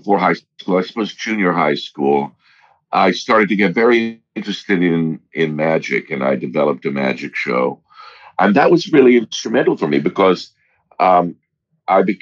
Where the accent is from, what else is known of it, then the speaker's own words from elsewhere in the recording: Monmouth, Oregon, United States; I grew up in Oregon. Most of my childhood in a little town of between 2,000 and 3,000 people called Monmouth, Oregon, with one stoplight.